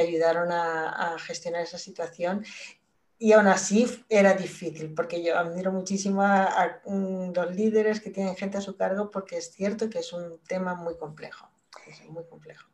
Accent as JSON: {"language": "Spanish", "country": "Spain", "moved": "as an adult", "said": "yo salí de, de España en el año 97 creo que fue, estuve 10 años fuera"}